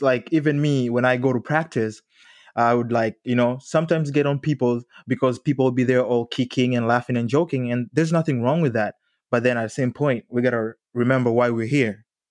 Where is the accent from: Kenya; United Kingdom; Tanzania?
Tanzania; moved away; I'm originally from Tanzania, and that culture shock when I got here was massive for me